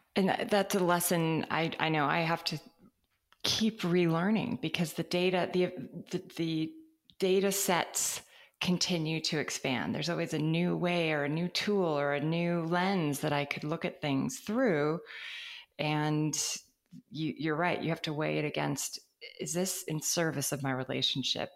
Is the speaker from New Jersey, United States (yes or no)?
no; California, United States; as a Californian